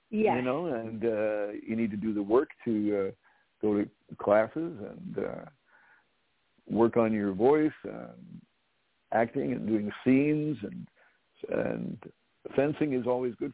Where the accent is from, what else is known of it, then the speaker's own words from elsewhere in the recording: Norway; born there; I was born in Norway